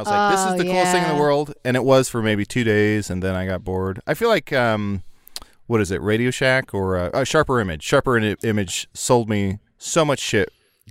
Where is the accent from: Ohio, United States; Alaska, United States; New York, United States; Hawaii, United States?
Ohio, United States; they had it at COSI, which is a museum I grew up in Ohio